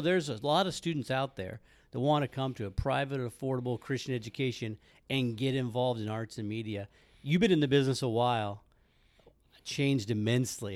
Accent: Midwest, United States; I grew up in the Midwest, Southern Baptist

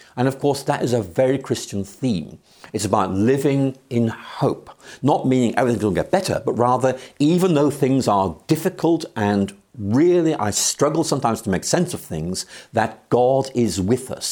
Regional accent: Northern Ireland, United Kingdom; now in Oxford, United Kingdom; I'm from Ireland, yes. I was born there in 1953

